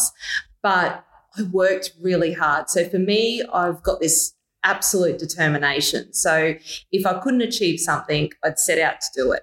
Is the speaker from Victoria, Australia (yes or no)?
no; Mackay, Queensland, Australia; also born or lived in Brisbane; Decided to move back home to Mackay